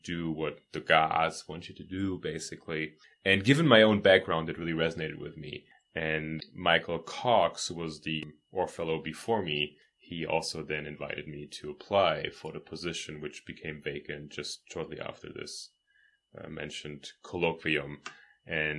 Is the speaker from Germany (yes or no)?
yes; Germany; moved away as an adult; now in United States; I'm actually from Germany. I came to Trinity 4.5 years ago